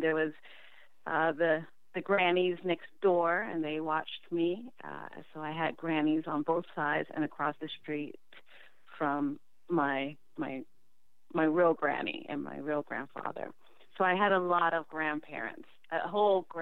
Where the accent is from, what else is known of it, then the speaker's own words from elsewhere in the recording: Washington, District of Columbia, United States; I was born in Washington, D.C. I was born at Providence Hospital